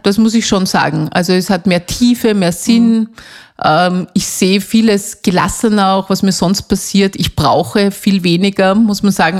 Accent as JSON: {"language": "German", "country": "Austria", "said": "bei uns in Österreich"}